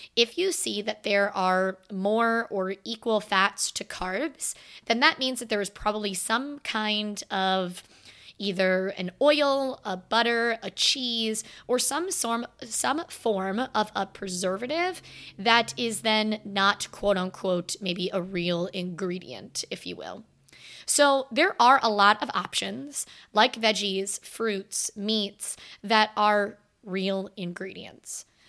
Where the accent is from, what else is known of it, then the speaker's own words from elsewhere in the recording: Florida, United States; now in Virginia, United States; I am from Florida.